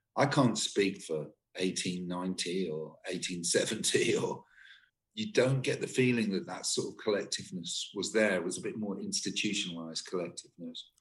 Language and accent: English; Torquay, South West England, United Kingdom; moved away; also born or lived in London; I am from Torquay in Devon a long time ago, I moved from there to London